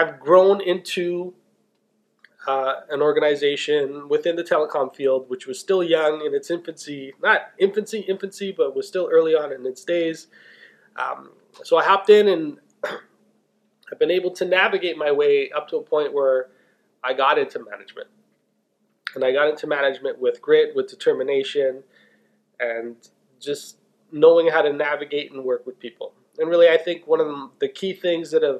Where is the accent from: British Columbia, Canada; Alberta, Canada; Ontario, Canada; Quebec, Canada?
Ontario, Canada; Toronto; I was born and raised in Toronto